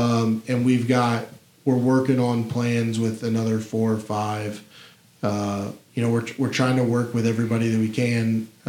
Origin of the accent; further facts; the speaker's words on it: Memphis, Tennessee, United States; I'm very, very proud to be from here. I don't ever tell anyone I'm from Tennessee. I'm from Memphis.